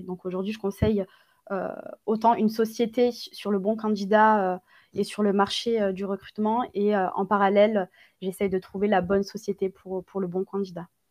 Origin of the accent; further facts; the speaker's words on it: Gard, Occitania, France; Je suis originaire du sud de la France, dans le Gard, j'ai grandi dans le Gard